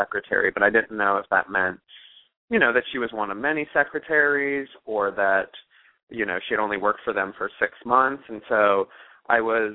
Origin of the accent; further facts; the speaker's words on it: United States; also born or lived in Liverpool; So I'm American, but I've grown up going back and forth to Liverpool my whole life